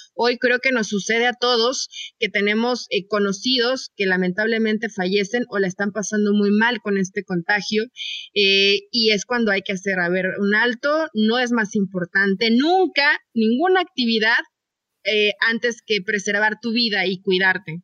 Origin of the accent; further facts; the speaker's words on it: Mexico; como mexicanos, chicas, nos conocemos